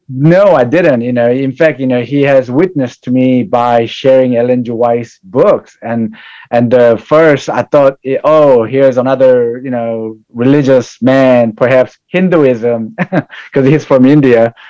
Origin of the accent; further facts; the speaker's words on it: South Korea; now in United States; I was born in South Korea and migrated to United States in 1982, and I grew up in family of uh, with a Buddhist and Catholic uh, beliefs